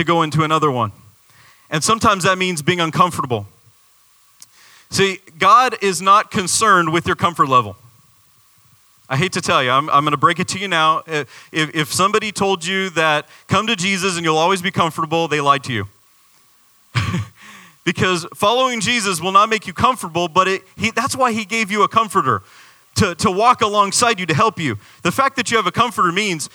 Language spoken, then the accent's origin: English; Arizona, United States; now in Florida, United States; I'm from Arizona.